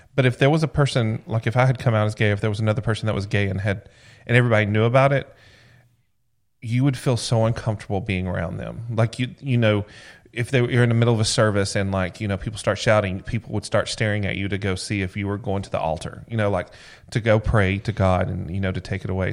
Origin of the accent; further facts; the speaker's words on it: Georgia, United States; growing up in Georgia